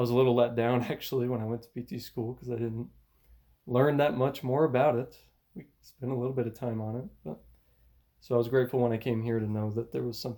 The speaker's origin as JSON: {"language": "English", "region": "Alabama", "country": "United States", "said": "Yeah, I'm … I'm uh, I'm from Alabama. I'm from a lot of places. I grew up in a military Air Force brat kind of atmosphere where we moved around a lot"}